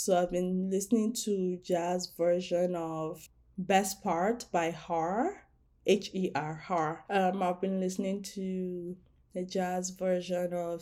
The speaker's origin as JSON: {"language": "English", "country": "Nigeria", "said": "I'm Nigerian"}